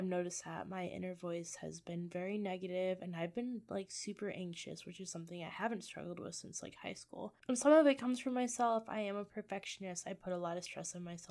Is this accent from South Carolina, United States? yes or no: no; Michigan, United States; moved away as an adult; now in Iowa, United States; I live in Iowa. I'm originally from Michigan